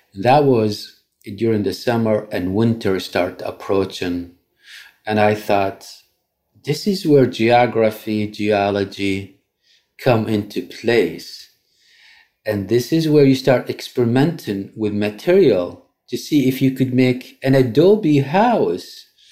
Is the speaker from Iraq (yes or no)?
yes; Iraq; moved away as an adult; now in New York, United States; back home in Iraq under Saddam's regime